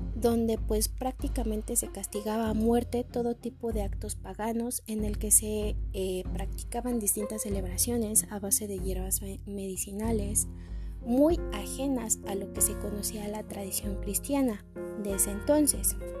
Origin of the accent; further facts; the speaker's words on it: Mexico; como mexicanos y mexicanas tenemos una religión muy marcada en nuestra vida diaria